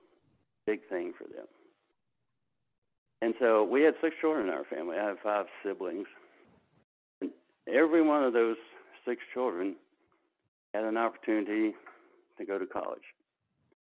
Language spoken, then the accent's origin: English; Narrows, Virginia, United States; moved away; also born or lived in Silicon Valley; I was born and raised in the little town of Narrows, N-A-R-R-O-W-S, in Giles County.